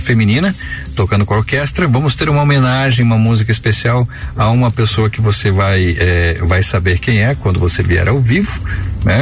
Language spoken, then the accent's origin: Portuguese; Brazil; nós, como brasileiros